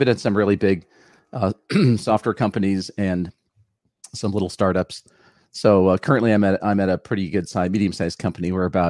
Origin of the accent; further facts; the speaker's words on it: Los Angeles, California, United States; moved away as an adult; now in San Jose, United States; No, actually, I grew up in West Los Angeles, which is like the Silicon Desert.